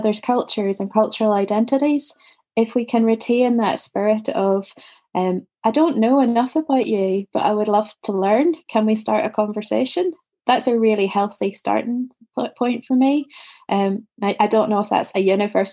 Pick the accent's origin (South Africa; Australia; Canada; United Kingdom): United Kingdom; Ballymena, Northern Ireland; moved away as an adult; also born or lived in Portland, United States; I grew up in Ballymena, which is a Protestant, mostly Protestant market town in rural County Antrim